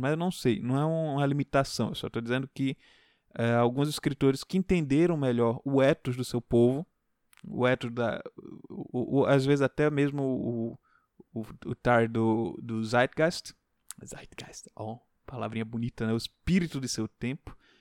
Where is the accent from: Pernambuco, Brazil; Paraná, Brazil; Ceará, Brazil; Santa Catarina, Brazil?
Pernambuco, Brazil; não digo que sou pernambucano, até disfaço um pouco meu sotaque